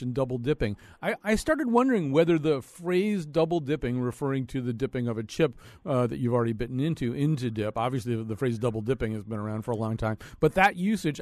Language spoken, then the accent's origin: English; Connecticut, United States; I'm from Connecticut